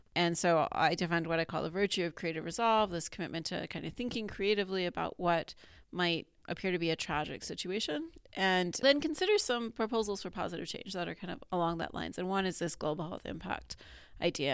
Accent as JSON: {"language": "English", "region": "Colorado", "country": "United States", "tie": "born or raised there", "also_born_or_lived": "Arizona / Pittsburgh", "moved": "as an adult", "lives_now": "Binghamton, United States", "said": "I grew up in Colorado"}